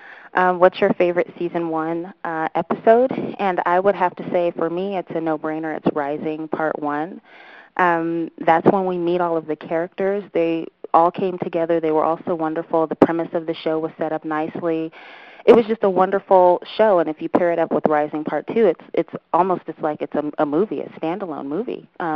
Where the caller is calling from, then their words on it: United States; I'm calling from the United States